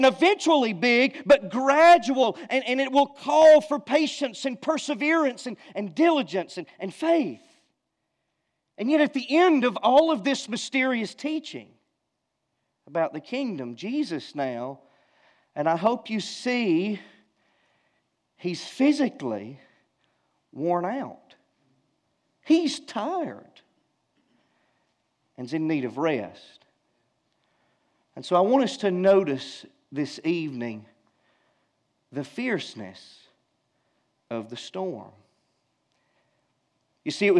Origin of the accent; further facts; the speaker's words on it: Georgia, United States; I'm from Georgia